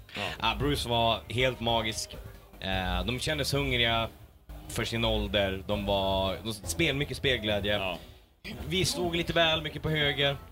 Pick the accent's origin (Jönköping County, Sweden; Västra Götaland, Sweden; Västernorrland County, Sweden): Västernorrland County, Sweden; Örnsköldsvik; våra homeboys, om man säger så, från Örnsköldsvik